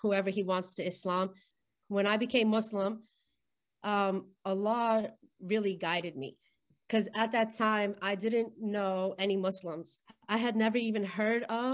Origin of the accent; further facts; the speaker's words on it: Florida, United States; I grew up in Florida